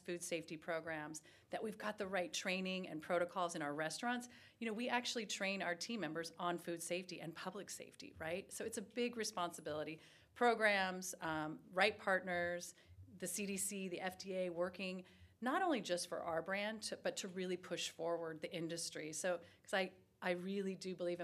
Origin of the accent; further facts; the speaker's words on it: Los Angeles, California, United States; moved away; I am born and raised in Los Angeles, California.